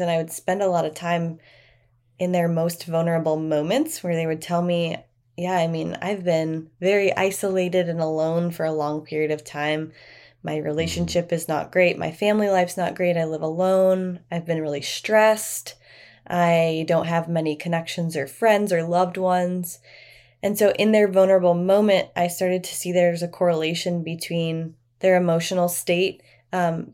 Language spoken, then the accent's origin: English; near Chicago, Indiana, United States; moved away as an adult; now in Austin, United States; I'm from the Midwest. I'm from Indiana, just near Chicago.